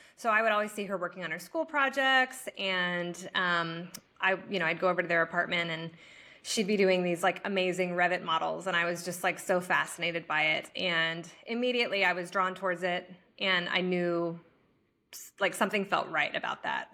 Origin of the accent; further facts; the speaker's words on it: Norman, Oklahoma, United States; moved away as an adult; also born or lived in Texas; now in Austin, United States; originally, I'm from Oklahoma, Norman.